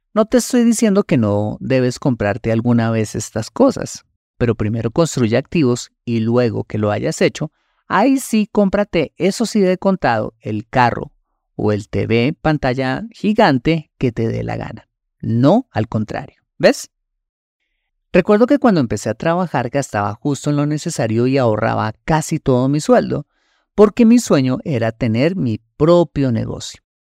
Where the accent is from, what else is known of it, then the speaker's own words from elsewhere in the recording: Colombia; En mi país, Colombia